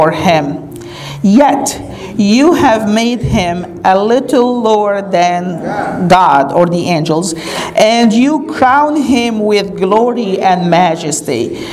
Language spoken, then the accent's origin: English; Egypt; now in United States; Growing up in Egypt